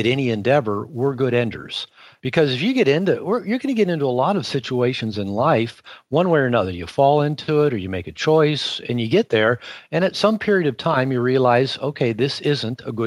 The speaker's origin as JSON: {"language": "English", "town": "Seattle", "region": "Washington", "country": "United States", "tie": "born or raised there", "also_born_or_lived": "Puerto Vallarta, Mexico", "said": "I live half the year in Seattle, Washington in the summer, which is my hometown. It's where I grew up"}